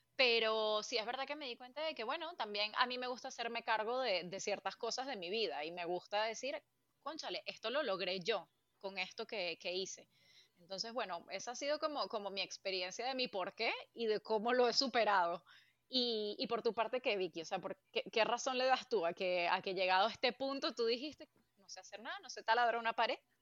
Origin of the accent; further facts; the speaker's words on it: Venezuela; moved away as an adult; also born or lived in United States; now in Spain; yo aprendí a hacer cosas cuando finalmente me fui de, de Venezuela para Estados Unidos